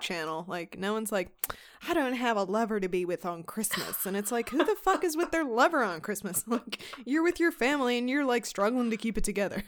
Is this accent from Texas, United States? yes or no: yes; Houston, Texas, United States; we are from Texas